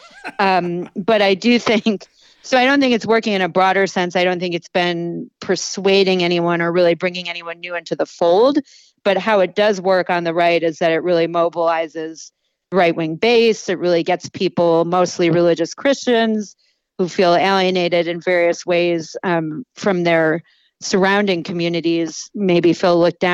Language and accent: English; Buffalo, New York, United States; Erie County in Western New York, which is where I grew up. I grew up in Buffalo